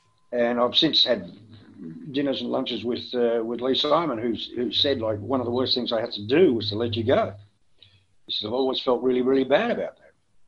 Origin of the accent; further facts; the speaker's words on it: Melbourne, Victoria, Australia; But there were a few people at the FM 104 who didn't like me, basically because I came from Melbourne.